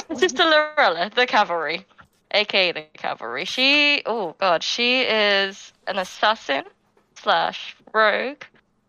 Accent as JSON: {"language": "English", "country": "United Kingdom", "said": "I am a Brit."}